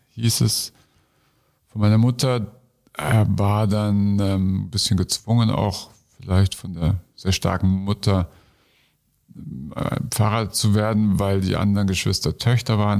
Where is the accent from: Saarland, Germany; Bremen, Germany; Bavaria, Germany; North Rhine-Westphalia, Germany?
Bavaria, Germany; Munich; in München in der U-Bahn, wo ich groß geworden bin, nicht in der U-Bahn, sondern in München